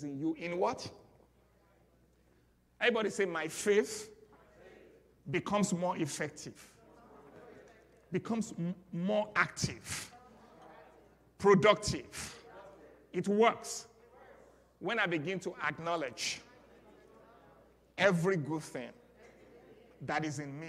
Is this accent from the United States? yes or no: no; Nigeria; accent: Nigerian; moved away; I'm speaking my Nigerian accent because that's where I'm from